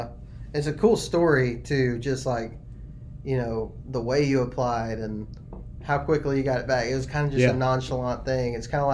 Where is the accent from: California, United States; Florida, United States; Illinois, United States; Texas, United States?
Texas, United States; I was raised in Texas where there's just not a whole lot of public land.